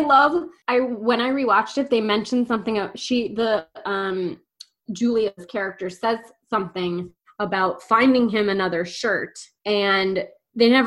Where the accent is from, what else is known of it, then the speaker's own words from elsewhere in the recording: United States; We're dumb American women